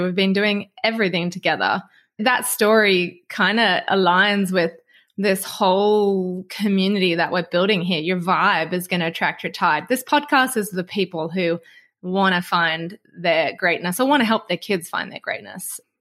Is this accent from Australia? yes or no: yes; Australia; obviously I'm from Australia